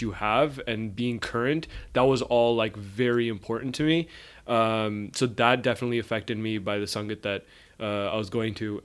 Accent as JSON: {"language": "English", "town": "Brampton", "region": "Ontario", "country": "Canada", "tie": "born or raised there", "said": "I was born and raised in Brampton"}